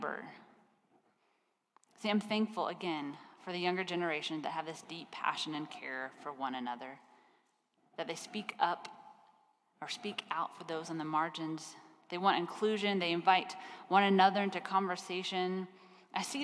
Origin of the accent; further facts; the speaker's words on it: Kansas, United States; I grew up in Kansas, and I grew up in a town.